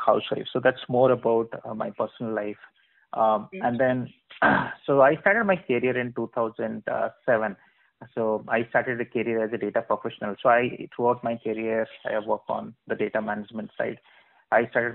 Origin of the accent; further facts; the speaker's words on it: Berhampur, Odisha, India; I was born in Barampur, city of Odisha, so which is famous for silk saris and also good for people who are food lovers. And then I did all my education, schooling, college, and then BTech from Barampur itself